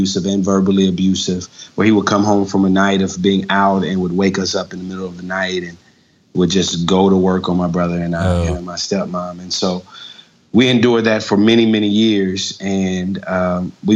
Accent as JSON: {"language": "English", "town": "Jackson", "region": "Mississippi", "country": "United States", "moved": "yes", "lives_now": "Lawrenceville, United States", "said": "I'm originally from Jackson, Mississippi"}